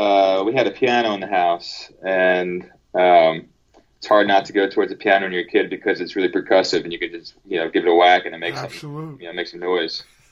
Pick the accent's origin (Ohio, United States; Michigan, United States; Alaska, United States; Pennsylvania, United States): Pennsylvania, United States; moved away; also born or lived in San Pedro, California; I grew up in Pennsylvania. It was about 45 minutes west of Philadelphia.